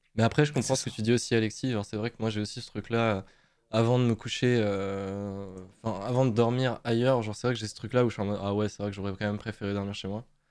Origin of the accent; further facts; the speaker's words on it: Moselle, Grand Est, France; on vient de Moselle